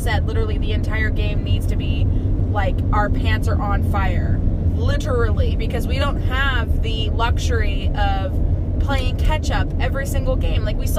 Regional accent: Houston, Texas, United States; I'm from Houston, so I know how to drive in the Houston traffic.

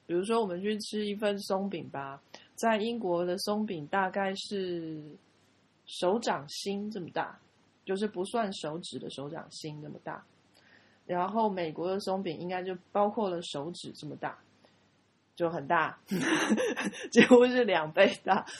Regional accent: Taiwan; 我们是台湾人

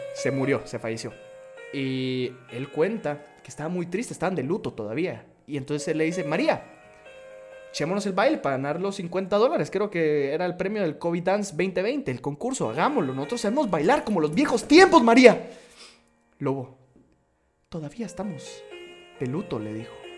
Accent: Guatemala; como influencer guatemalteco

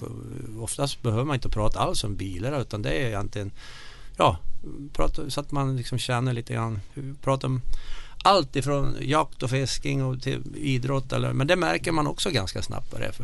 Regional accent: Bergsäng, Värmland, Sweden; accent: Värmland dialect; moved away as an adult; now in Mora, Sweden; när jag kommer hem till Värmland så känner jag mig som en värmlänning ändå

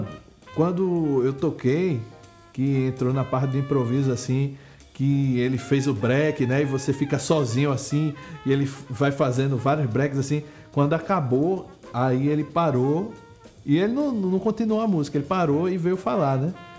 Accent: Pernambuco, Brazil

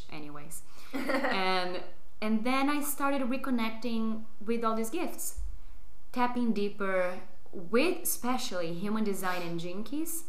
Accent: Brazil; English is a second language; moved away as an adult; now in Barcelona, Spain; I'm originally from Brazil. I've been living in Barcelona for roughly 4 years now.

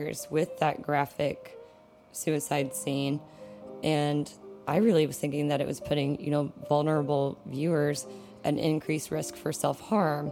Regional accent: West Texas, United States; I grew up in West Texas

